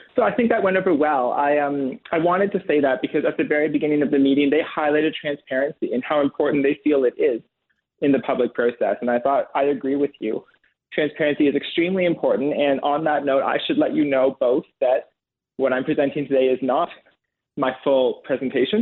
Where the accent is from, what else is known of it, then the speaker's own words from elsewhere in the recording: Waterloo Region, Ontario, Canada; my hometown of Waterloo Region District School Board right here.